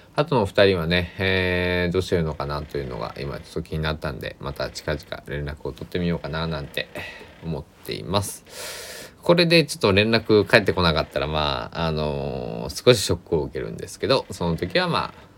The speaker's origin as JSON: {"language": "Japanese", "region": "Kochi", "country": "Japan", "tie": "born or raised there", "also_born_or_lived": "Kagawa / Osaka / Tokyo", "said": "僕の地元、高知県佐木市"}